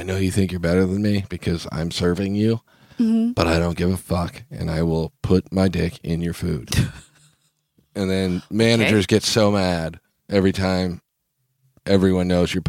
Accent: Kansas, United States; Growing up in Kansas... I've seen people put ranch dressing on literally everything.

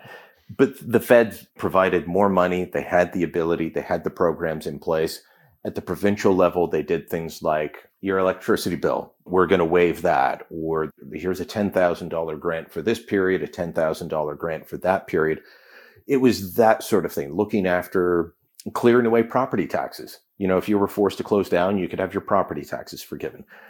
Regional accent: Hamilton, Ontario, Canada; when I was growing up in Hamilton

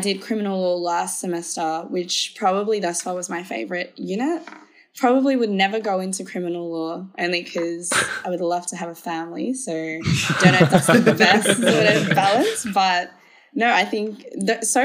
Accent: Melbourne, Victoria, Australia; We are from Melbourne, Australia

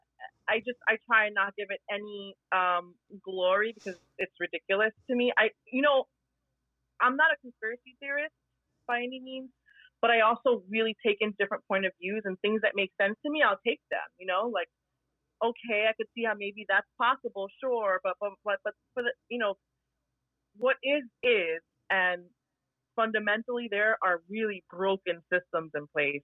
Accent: Jamaica; I'm Jamaican.

